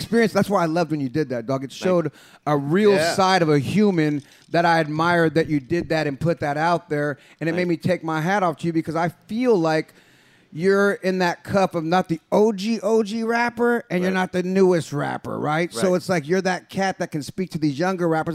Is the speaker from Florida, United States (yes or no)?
no; San Jose, California, United States; I'm from San Jose